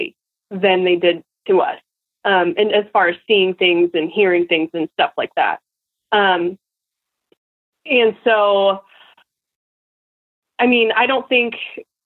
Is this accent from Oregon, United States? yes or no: yes; Portland, Oregon, United States; now in Nampa, United States; it was all I ever knew and all my friends and stuff in Portland, because we moved far. We moved like state away. We moved from Portland, Oregon to Nampa, Idaho